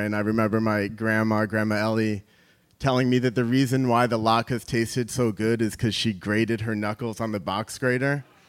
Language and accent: English; New York, United States; I'm from New York